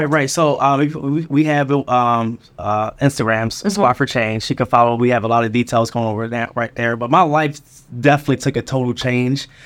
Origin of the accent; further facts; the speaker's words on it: Philadelphia, Pennsylvania, United States; moved away; also born or lived in Charlotte, North Carolina; I was raised in Philadelphia